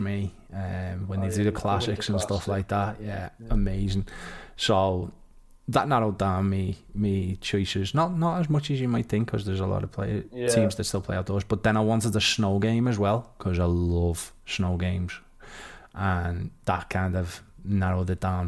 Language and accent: English; Liverpool, North West England, United Kingdom; I'm from Liverpool.